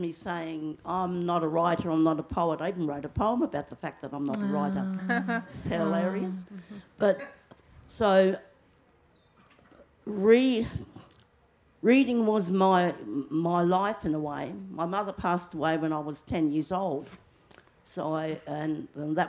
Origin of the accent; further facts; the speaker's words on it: Alice Springs, Northern Territory, Australia; I grew up in Alice Springs in the 50s